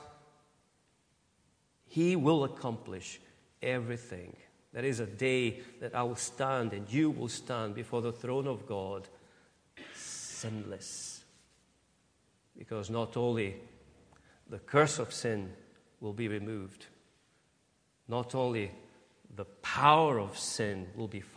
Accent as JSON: {"language": "English", "country": "Brazil", "moved": "as an adult", "lives_now": "United Kingdom", "said": "I could say that I'm Brazilian, but I can't say that I'm British."}